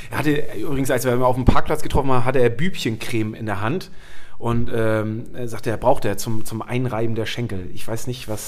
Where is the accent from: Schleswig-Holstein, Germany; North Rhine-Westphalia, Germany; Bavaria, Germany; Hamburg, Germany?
Schleswig-Holstein, Germany; ich bin ja aufgewachsen oben im Norden und ich bin damals zum HSV halt immer mit diesen, mit diesen Zügen gefahren